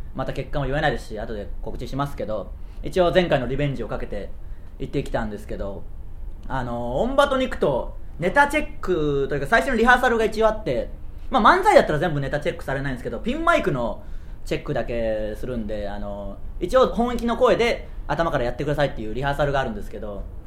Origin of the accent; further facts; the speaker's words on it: Tsuyama, Okayama, Japan; 僕らの地元である岡山県津山市